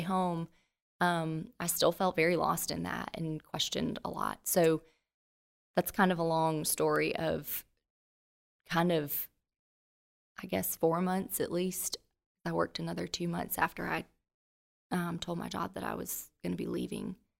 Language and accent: English; Central Florida, United States; moved away as an adult; also born or lived in Jacksonville, Florida / Trussville, Alabama; now in Birmingham, United States; I'm originally from Central Florida